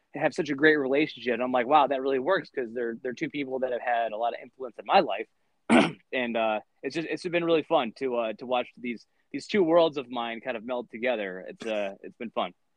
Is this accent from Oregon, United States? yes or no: no; Lansing, Michigan, United States; also born or lived in Grand Haven, Michigan; I'm originally from Lansing, Michigan. Um, my my parents were divorced, and uh, my dad lived in Lansing, and my mom lived in Grand Haven, and I split time between the two.